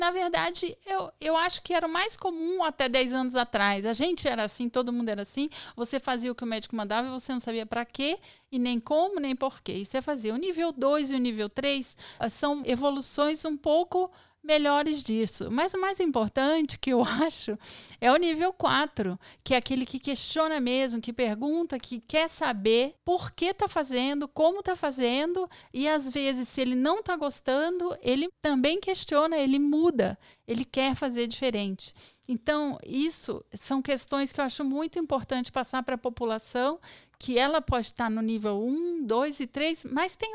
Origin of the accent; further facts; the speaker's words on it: Federal District, Brazil; E é que brasiliense tem o hábito mesmo de imitar carioca, mas não assim uma imitação. A gente nasce imitando, então a gente é difícil mudar.